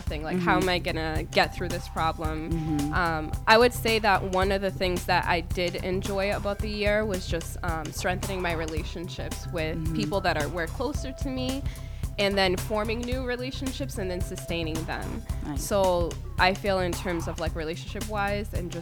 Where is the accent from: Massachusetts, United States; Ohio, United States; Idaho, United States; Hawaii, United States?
Massachusetts, United States; Brockton; also born or lived in Cape Verde; I was born in Cape Verde, but I was raised in Brockton